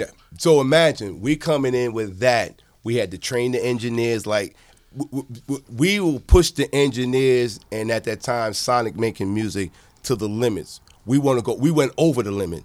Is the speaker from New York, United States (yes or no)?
yes; Long Island, New York, United States; I'm from Long Island.